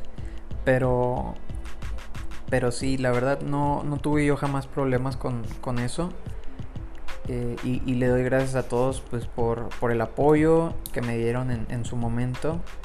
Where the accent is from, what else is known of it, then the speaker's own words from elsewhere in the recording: Monterrey, Nuevo León, Mexico; soy de Monterrey, Nuevo León, México